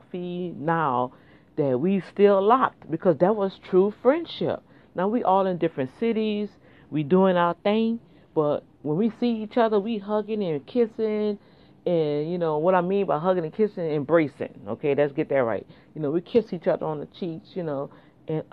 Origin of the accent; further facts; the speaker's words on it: New Orleans, Louisiana, United States; moved away; we grew up back in New Orleans